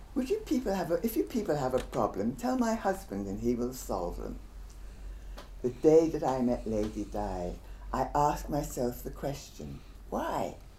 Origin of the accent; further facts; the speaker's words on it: Guyana; I'm actually from Guyana and we don't have the same Jamaican accent